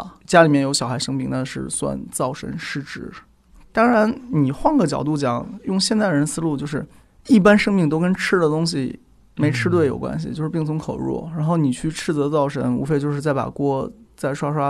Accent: China; 是我们中国人玩法是，但凡是个事情，都会有主管他的人。

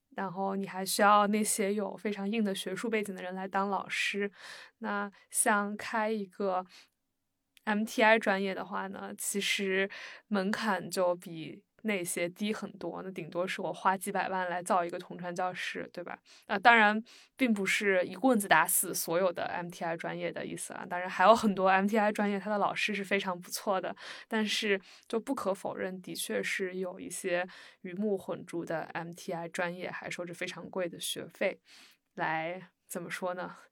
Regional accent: Shandong, China; 我来自沙东

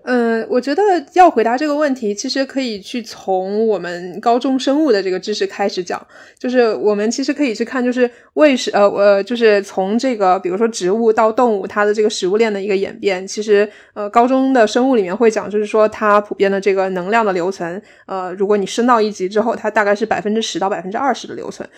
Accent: Guizhou, China; moved away as an adult; now in Cardiff, United Kingdom; 所以我其实是在贵州长大的

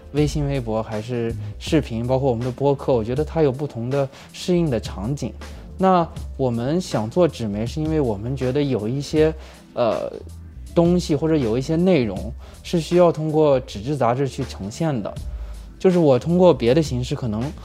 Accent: China; 我们中国人

